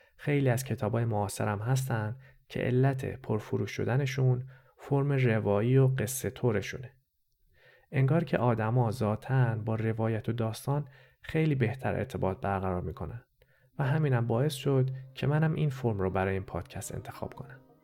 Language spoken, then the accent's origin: Persian; Tehran, Tehran Province, Iran; first language Persian; moved away as an adult; also born or lived in Lahore, Pakistan; now in Montreal, Canada; من خودم هم تو شهر لاهور پاکستان به دنیا آمدم و یه سال اول زندگیم اونجا بودم. بعدش با خانواده رفتیم ایران و من توی تهران بزرگ شدم. بنابراین زبون اول من فارسیه